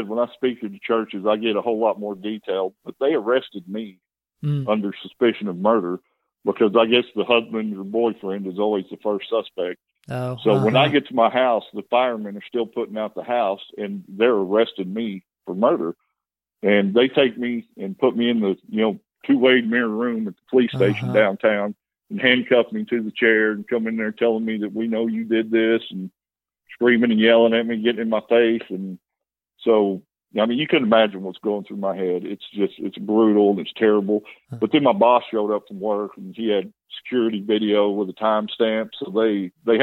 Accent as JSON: {"language": "English", "town": "Amarillo", "region": "Texas", "country": "United States", "tie": "born or raised there", "said": "I'm from Amarillo. My dad was a bar owner, so that's the lifestyle that I was raised"}